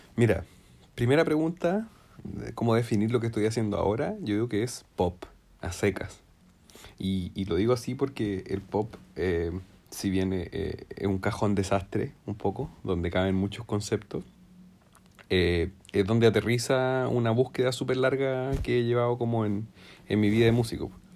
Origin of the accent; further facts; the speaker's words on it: Temuco, Araucanía, Chile; yo soy de Temuco